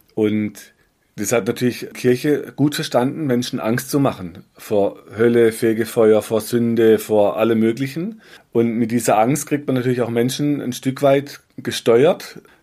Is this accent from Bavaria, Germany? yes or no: no; Black Forest, Baden-Württemberg, Germany; bei uns im Schwarzwald ging, so Serpentinstraßen, ja, von, von einer Region, die heißt Biereck, da waren wir oft Schlitten fahren